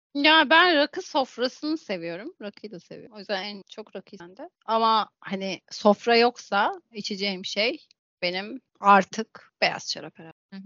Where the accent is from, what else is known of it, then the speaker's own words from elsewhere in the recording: Thrace, Turkey; ben Trakyalıyım